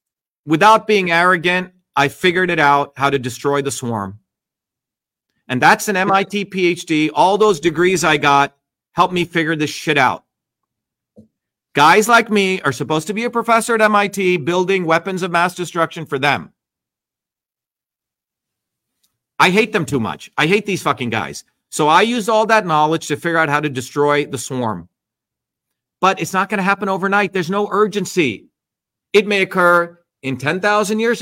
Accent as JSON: {"language": "English", "country": "India", "said": "I'm Indian"}